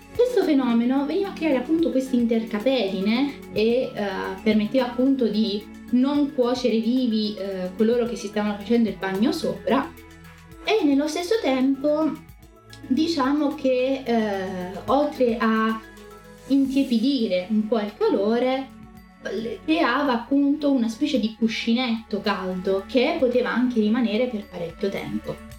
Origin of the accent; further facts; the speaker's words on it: Rome, Lazio, Italy; sono romana